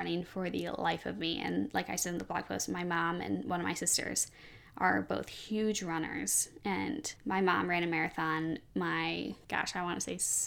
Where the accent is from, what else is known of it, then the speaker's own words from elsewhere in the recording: Chicago, Illinois, United States; I'm from Chicago.